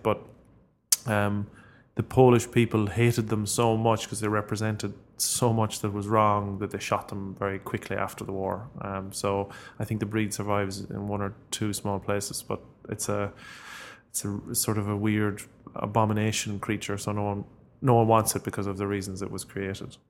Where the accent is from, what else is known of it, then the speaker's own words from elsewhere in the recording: Ireland; as Irish people